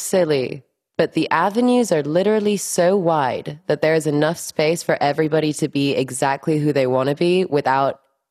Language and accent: English; Miami, Florida, United States; born there; English is a second language; So I was born in Miami.